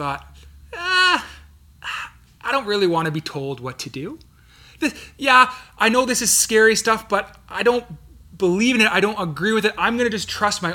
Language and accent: English; Canada; I was born in Canada